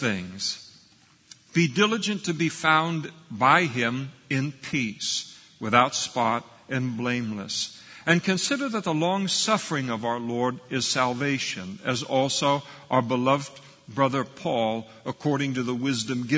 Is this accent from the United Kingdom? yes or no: yes; Scotland, United Kingdom; I'm a Scot.